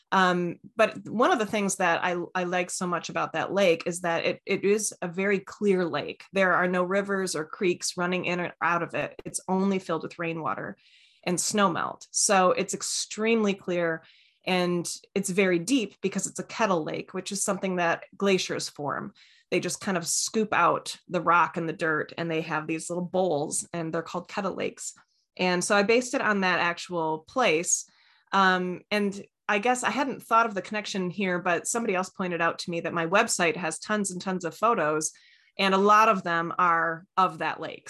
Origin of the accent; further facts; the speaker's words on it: East Lansing, Michigan, United States; I'm from East Lansing